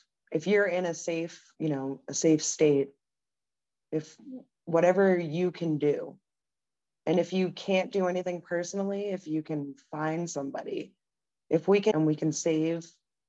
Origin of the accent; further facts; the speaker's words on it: United States; one of the saddest moments in my life as an American